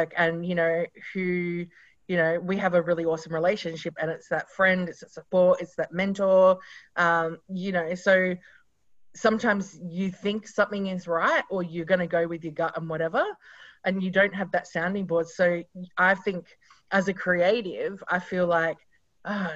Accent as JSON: {"language": "English", "region": "South Australia", "country": "Australia", "moved": "as an adult", "lives_now": "Sydney, Australia", "said": "So we are both from South Australia"}